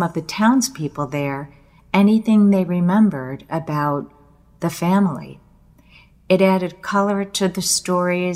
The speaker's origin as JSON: {"language": "English", "country": "United States", "tie": "born or raised there", "said": "I was born in the United States"}